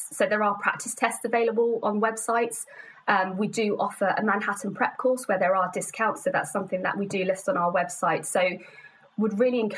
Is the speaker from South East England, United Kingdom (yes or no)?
no; London, United Kingdom; I was born in London, so it's very much home to me.